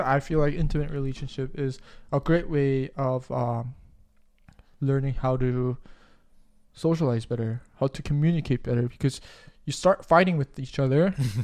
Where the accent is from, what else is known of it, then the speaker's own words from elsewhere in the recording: South Korea; I'm from Korea